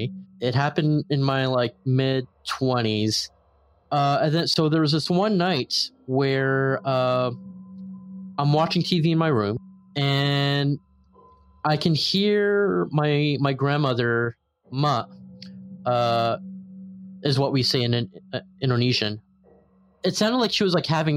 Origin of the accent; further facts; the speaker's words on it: Mississauga, Ontario, Canada; also born or lived in Toronto, Ontario / Brampton, Ontario; I'm from Toronto, Ontario